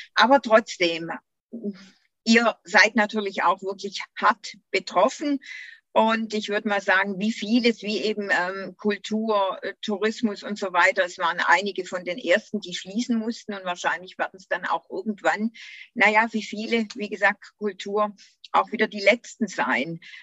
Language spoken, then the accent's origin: German; Göppingen district, Baden-Württemberg, Germany; geboren, aufgewachsen und noch immer hier im Landkreis